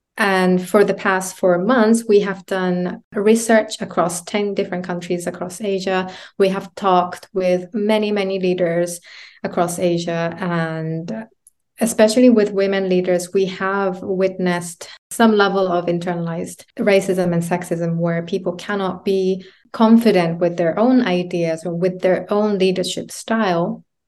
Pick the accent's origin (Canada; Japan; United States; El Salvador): Japan; moved away as an adult; also born or lived in United Kingdom; Growing up in Japan as a woman, coming to the U K to, to study